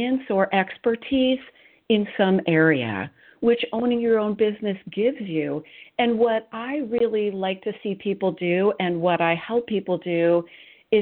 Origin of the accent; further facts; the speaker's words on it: Silicon Valley, California, United States; I grew up in Silicon Valley